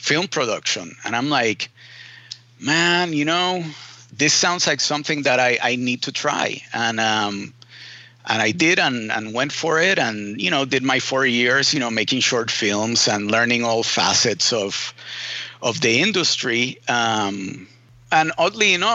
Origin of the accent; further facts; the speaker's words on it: Puerto Rico; I was born in Puerto Rico, and I, was born and raised in the island.